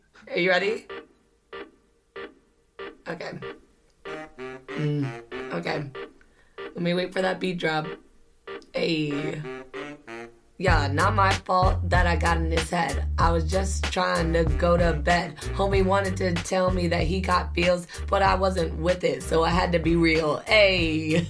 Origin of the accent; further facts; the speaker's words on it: Philippines; that's because we're Filipino and we run on our own time.